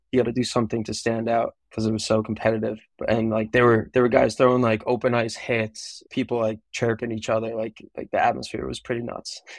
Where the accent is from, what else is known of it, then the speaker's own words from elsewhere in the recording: Long Island, New York, United States; I'm from Long Island